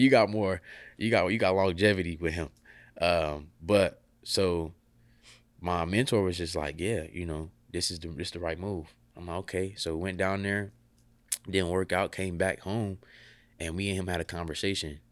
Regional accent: Columbus, Ohio, United States; moved away as an adult; I'm from Columbus, Ohio

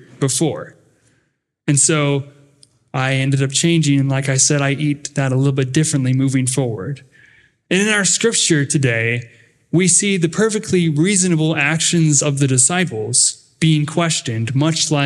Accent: United States; accent: northern; also born or lived in Dallas, Texas; my northern accent

